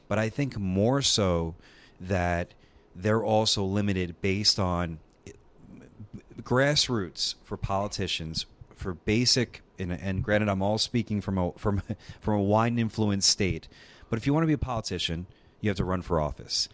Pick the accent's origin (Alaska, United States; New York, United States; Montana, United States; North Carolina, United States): New York, United States; moved away; I grew up in New York and a very democratic state